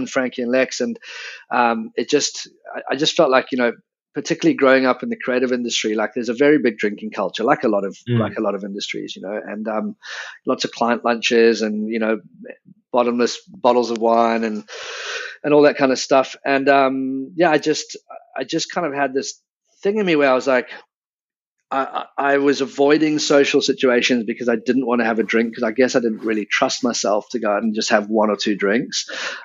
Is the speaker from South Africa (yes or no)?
yes; South Africa; moved away as an adult; also born or lived in England / London; I was born in England but grew up in South Africa from the age of 10, and then moved back to London